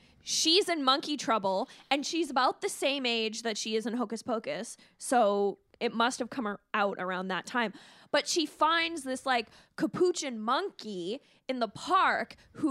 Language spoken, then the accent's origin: English; Alberta, Canada; I grew up in Alberta